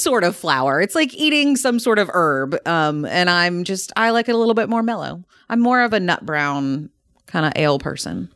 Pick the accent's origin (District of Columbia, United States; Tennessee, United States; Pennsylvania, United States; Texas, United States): Tennessee, United States; Nashville; I'm actually from the Nashville area originally